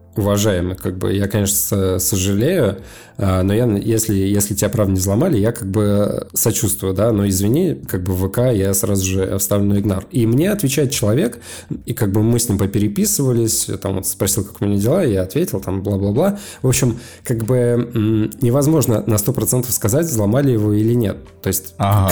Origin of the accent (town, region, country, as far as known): Sosnovy Bor, Leningrad Oblast, Russia; born or raised there; moved away